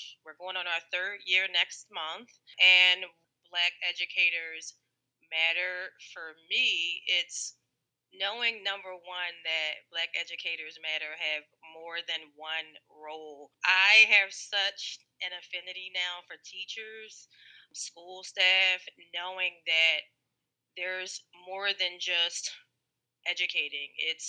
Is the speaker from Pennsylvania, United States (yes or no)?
yes; Philadelphia, Pennsylvania, United States; I am from Philadelphia, Pennsylvania.